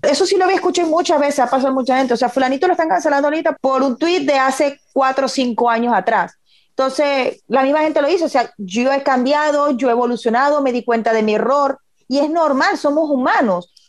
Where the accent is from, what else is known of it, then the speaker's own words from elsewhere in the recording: Venezuela; moved away; nosotros como venezolanos, que seguimos noticias, que queremos ver qué es lo que sucede en nuestro país, porque hay personas queridas que viven todavía allá